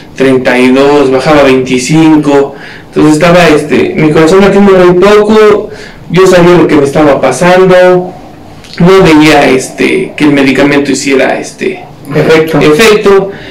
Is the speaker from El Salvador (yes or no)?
no; Mexico; Soy mexicano